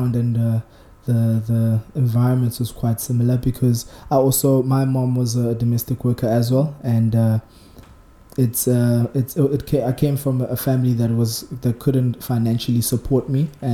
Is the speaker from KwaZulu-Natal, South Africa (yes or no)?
yes; Margate, KwaZulu-Natal, South Africa; also born or lived in Nkotsaneni; On the South Coast, I came from Nkotsaneni, but originally I was raised in Margate.